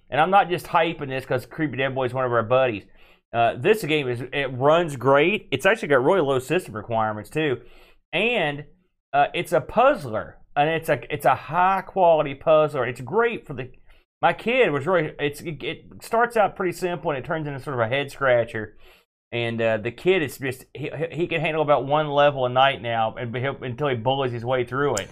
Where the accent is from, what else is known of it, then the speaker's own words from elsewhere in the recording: West Virginia, United States; We're from West Virginia